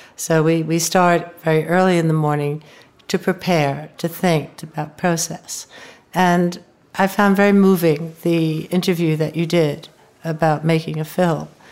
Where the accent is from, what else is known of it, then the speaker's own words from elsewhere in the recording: United States; growing up in the United States